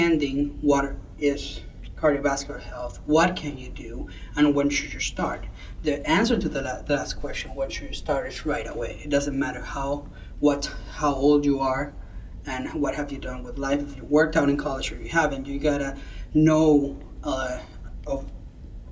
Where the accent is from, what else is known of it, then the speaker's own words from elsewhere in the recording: Venezuela; moved away as an adult; now in United States; I'm originally from Venezuela, where I finished med school